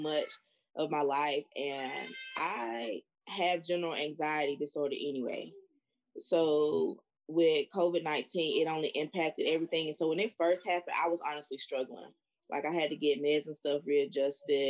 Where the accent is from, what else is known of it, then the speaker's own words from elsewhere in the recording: North Carolina, United States; my hometown, it's a hot spot. Like, it's a very small place, the county, but the freaking entire county is a red spot in North Carolina